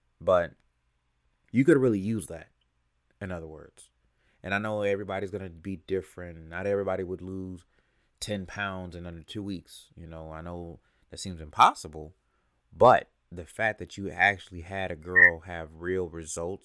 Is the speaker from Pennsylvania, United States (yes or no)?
no; California, United States; now in Atlanta, United States; I'm originally from California, but I've spent a lot of years, almost half my life in Atlanta